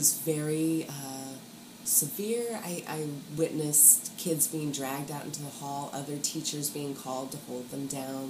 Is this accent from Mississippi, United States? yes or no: yes; Mississippi, United States; also born or lived in Kentucky; And then by the time I was school age, we were in Mississippi.